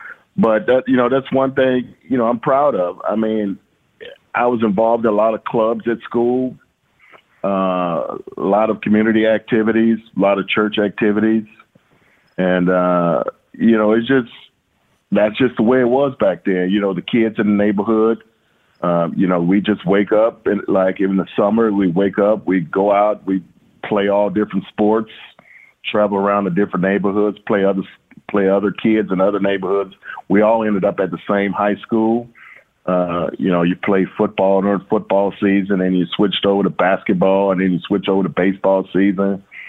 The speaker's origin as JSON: {"language": "English", "town": "Shreveport", "region": "Louisiana", "country": "United States", "tie": "born or raised there", "said": "growing up in Louisiana, I mean, you know, in Shreveport, we were just constantly involved in activity."}